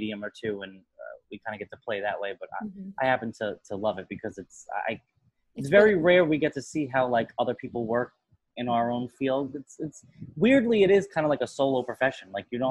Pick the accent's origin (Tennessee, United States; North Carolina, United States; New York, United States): New York, United States; I grew up in New York